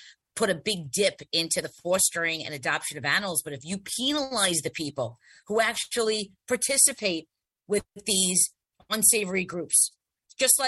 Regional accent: New York City, New York, United States; when I was growing up in Staten Island

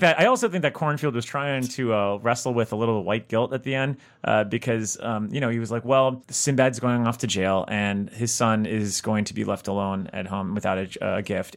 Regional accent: South Florida, United States; we grew up together in South Florida

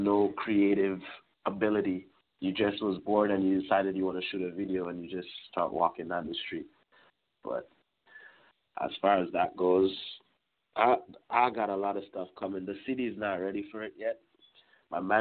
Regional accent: Trinidad & Tobago; now in Brampton, Canada; originally I'm from Trinidad, so our lifestyle is completely different than here

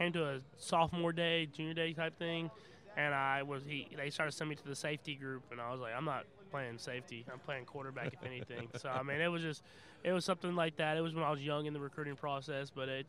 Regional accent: Tyler, Texas, United States; I was born in Texas, and Tyler, Texas, and that's where I lived, but I traveled around everywhere.

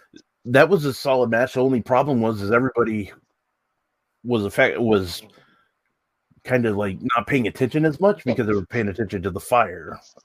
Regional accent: United States

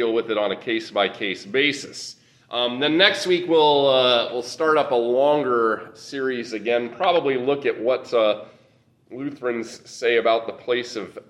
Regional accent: Nebraska, United States; moved away; the congregation I was in back growing up in Nebraska

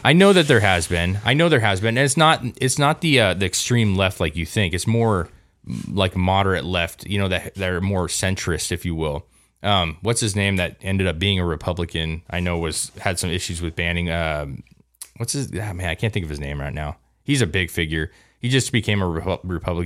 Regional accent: United States; as an American

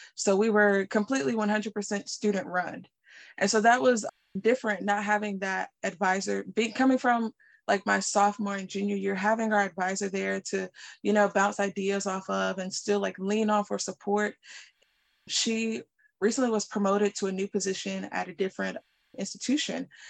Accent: Raleigh, North Carolina, United States; I am from Raleigh, North Carolina.

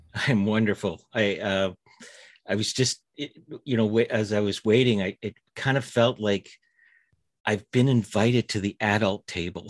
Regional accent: Winnipeg, Manitoba, Canada; I grew up in Winnipeg, uh, right in the heart of, uh, Canada

